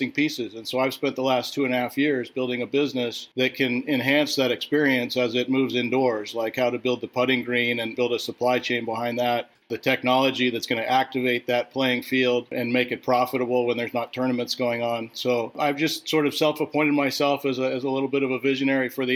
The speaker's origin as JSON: {"language": "English", "region": "Southern California", "country": "United States", "tie": "born or raised there", "said": "I grew up in Southern California."}